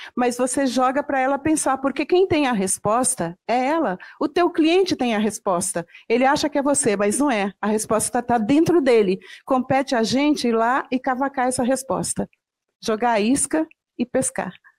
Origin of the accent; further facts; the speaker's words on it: São João da Ponte, Minas Gerais, Brazil; eu nasci no interior de Minas Gerais, lá em São João da Ponte